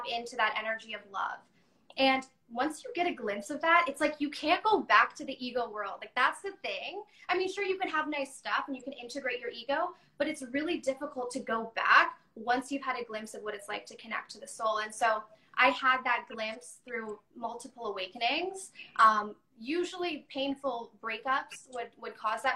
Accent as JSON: {"language": "English", "town": "Chicago", "region": "Illinois", "country": "United States", "tie": "born or raised there", "also_born_or_lived": "Texas / Toronto, Canada", "moved": "yes", "lives_now": "Vancouver, Canada", "said": "I moved to Chicago. So I lived there for a little while"}